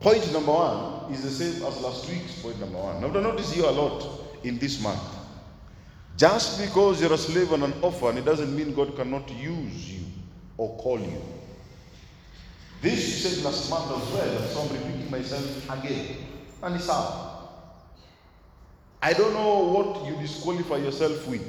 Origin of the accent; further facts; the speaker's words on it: Nairobi, Kenya; also born or lived in Eastlands; I grew up in Dandora